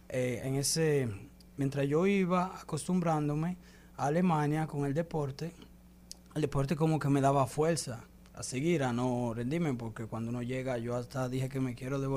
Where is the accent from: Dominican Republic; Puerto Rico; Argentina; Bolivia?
Dominican Republic; ella también me dio unos consejo que nunca olvide que soy dominicano, que los dominicanos no se dejan